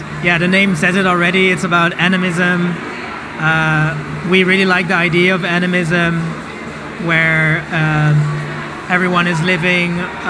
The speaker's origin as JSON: {"language": "English", "town": "Rotterdam", "region": "South Holland", "country": "Netherlands", "tie": "born or raised there", "said": "I was also born in Rotterdam."}